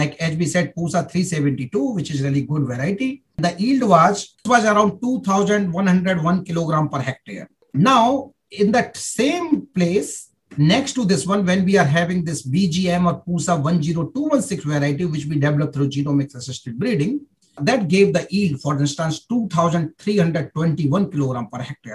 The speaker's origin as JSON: {"language": "English", "country": "India", "also_born_or_lived": "Germany", "moved": "as an adult", "said": "I'm coming from India"}